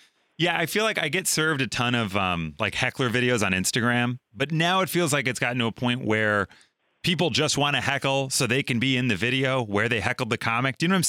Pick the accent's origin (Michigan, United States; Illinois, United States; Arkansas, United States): Illinois, United States; Chicago; also born or lived in Los Angeles; So I live in Chicago. I'm from Chicago, but my wife and I lived in LA for a time.